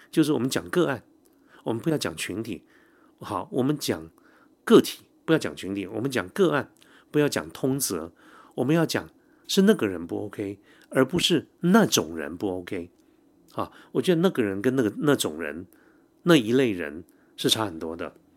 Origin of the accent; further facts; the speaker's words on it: Taiwan; 我记得我小的时候，因为我父亲是警察嘛哈，警察在那个年代几乎都是外省人，所以我从小就住在警察宿舍